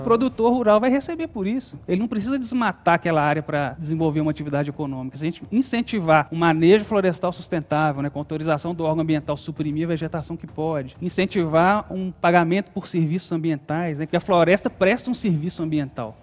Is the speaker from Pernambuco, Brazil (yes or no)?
no; Belo Horizonte, Minas Gerais, Brazil; also born or lived in São João del-Rei; eu sou de São João Del Rei, nasci em São João Del Rei, Minas Gerais, mas sempre morei em Belo Horizonte